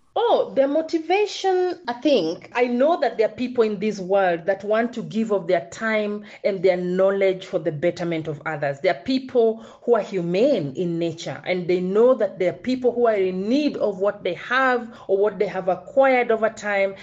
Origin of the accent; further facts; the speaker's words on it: Kenya; I'm born and schooled in Kenya